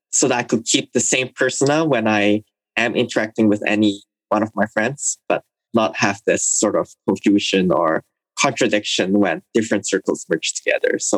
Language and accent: English; Cirebon, West Java, Indonesia; also born or lived in Singapore / Jakarta / Shanghai / Hong Kong; So I was born in Singapore to Hong Kong Indonesian parents. Since then, I've lived in a lot of different places across Asia. I spent some time in Jakarta, as well as my hometown, which is Cirebon in West Java, Indonesia.